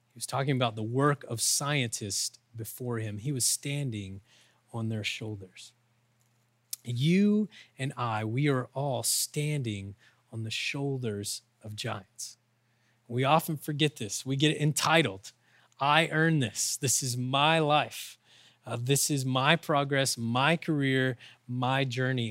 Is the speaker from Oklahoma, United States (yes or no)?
yes; Oklahoma, United States; I'm from Oklahoma, we use those kind of words.